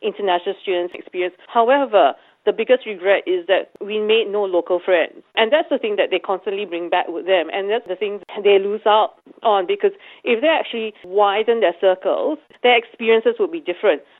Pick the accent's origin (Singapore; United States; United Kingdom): Singapore; now in Australia; I come from Singapore